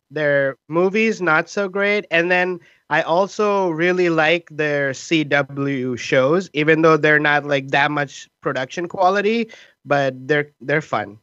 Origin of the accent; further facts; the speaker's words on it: India; now in Seattle, United States; we are three Indian immigrant improvisers in Seattle